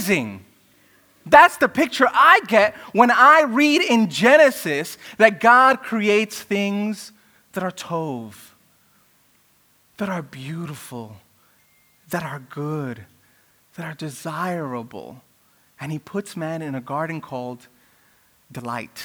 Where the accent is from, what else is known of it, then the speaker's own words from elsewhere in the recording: New York City, New York, United States; I grew up in Brooklyn where there were rap battles all the time